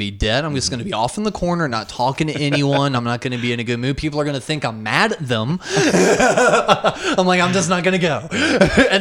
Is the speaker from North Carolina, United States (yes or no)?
yes; Charlotte, North Carolina, United States; born or raised there